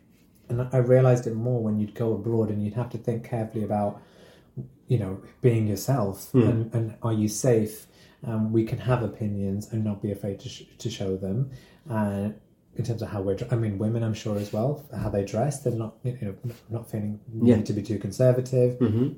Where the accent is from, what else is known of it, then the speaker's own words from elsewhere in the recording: Wolverhampton, West Midlands, United Kingdom; I remember growing up in Wolverhampton, especially being like young and gay